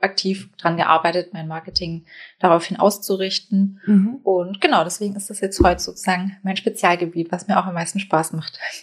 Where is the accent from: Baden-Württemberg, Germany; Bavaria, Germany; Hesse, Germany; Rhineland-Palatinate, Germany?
Baden-Württemberg, Germany; now in Hamburg, Germany; Ich wohne in Hamburg. Ich komme ursprünglich aus Baden-Württemberg. Das hört man vielleicht noch so ein bisschen raus.